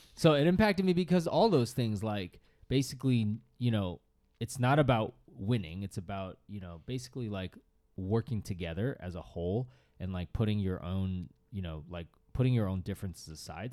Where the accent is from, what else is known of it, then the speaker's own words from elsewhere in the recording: Northeast, United States; I grew up in the Northeast where everyone played hockey